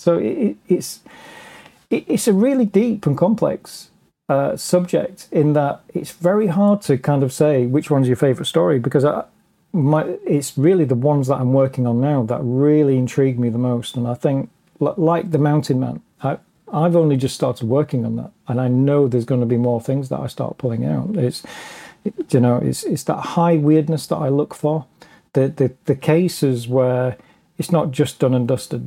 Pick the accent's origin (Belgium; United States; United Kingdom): United Kingdom; England; as an Englishman